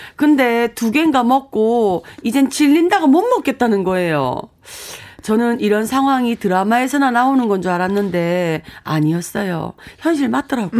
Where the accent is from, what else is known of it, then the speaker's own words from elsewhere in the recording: Gangwon, South Korea; accent: mix of Gangwon and Gyeongsang; 나름 강원도가 고향이거든요. 그래서 강원도하고 막 뭐 섞여 나와요